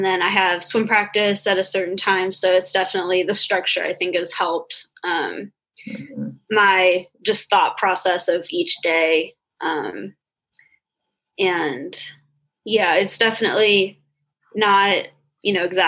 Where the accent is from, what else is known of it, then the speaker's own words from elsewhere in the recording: California, United States; moved away as an adult; now in Ohio, United States; I'm from California, so it was pretty bad back where I was